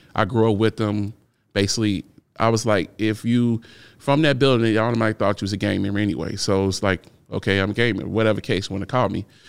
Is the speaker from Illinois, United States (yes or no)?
yes; Chicago, Illinois, United States; I grew up in Chicago. So in, in thirty-fifth and Federal